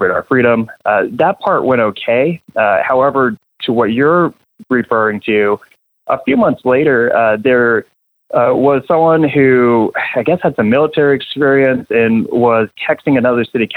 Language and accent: English; New Hampshire, United States; now in Wichita, United States; I'm from New England, by the way. So, you know, I kind of grew up in back of the bar that my mom would bartend